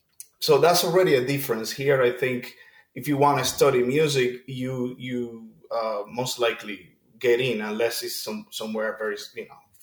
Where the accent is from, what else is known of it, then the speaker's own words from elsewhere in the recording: Cuba; In Cuba, you have to do an audition to even start music at the elementary level.